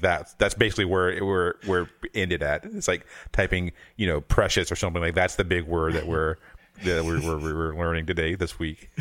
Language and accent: English; the South, United States; I'm from the South